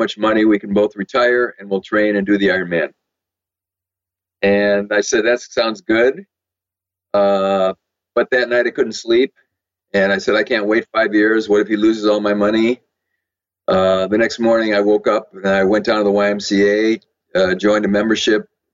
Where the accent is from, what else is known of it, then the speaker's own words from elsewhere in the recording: Madison, Wisconsin, United States; moved away as an adult; also born or lived in San Diego; I was born in Madison, Wisconsin. And I went to college and medical school there